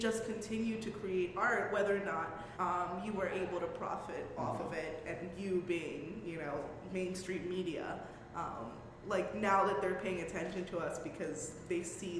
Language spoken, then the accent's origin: English; Bronx, New York, United States; We're from the Bronx. We'll take anything.